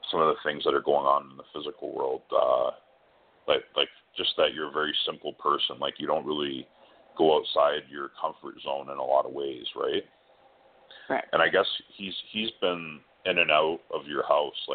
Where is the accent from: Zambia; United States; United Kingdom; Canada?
Canada; Ontario; I'm from Ontario as well. I'm just in Guelph, on of uh, Toronto.